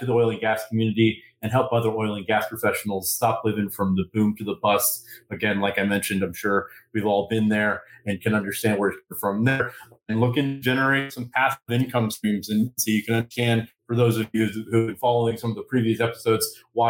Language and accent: English; Houston, Texas, United States; now in Midland, United States; I've been out here in Midland for about 7 years, originally born and raised in Houston.